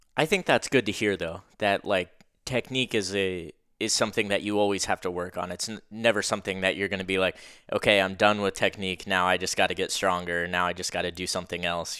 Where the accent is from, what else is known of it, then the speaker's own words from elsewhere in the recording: Pennsylvania, United States; I'm from Pennsylvania